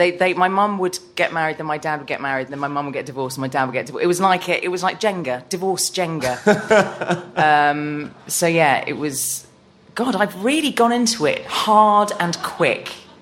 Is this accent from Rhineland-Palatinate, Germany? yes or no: yes; Ludwigshafen, Rhineland-Palatinate, Germany; born there; I was born in Ludwigshafen, which is in the near von Frankfurt.